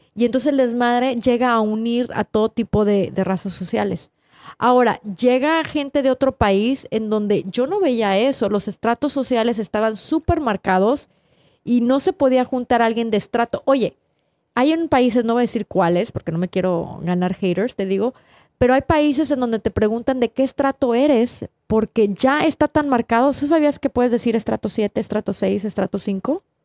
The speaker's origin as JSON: {"language": "Spanish", "town": "Tampico", "region": "Tamaulipas", "country": "Mexico", "tie": "born or raised there", "moved": "yes", "lives_now": "United States", "said": "yo crecí en Tampico"}